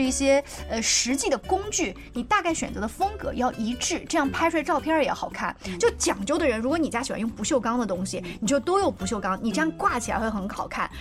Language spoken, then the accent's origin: Chinese; China; 我们中国人油烟大的习惯